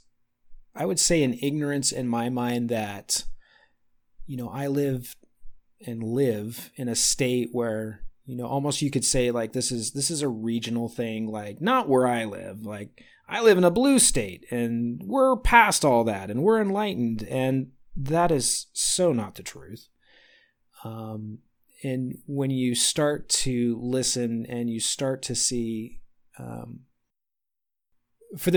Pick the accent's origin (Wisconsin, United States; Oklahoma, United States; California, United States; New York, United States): California, United States; I am a native California kid